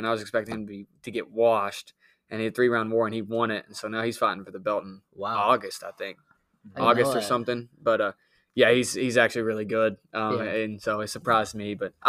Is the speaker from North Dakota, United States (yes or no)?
no; Marshall County, Kentucky, United States; We're from Marshall County, right?